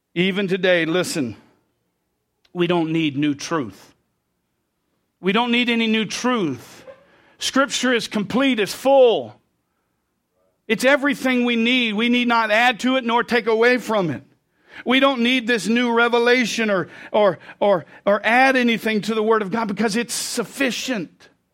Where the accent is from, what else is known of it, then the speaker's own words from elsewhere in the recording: United States; I grew up as an American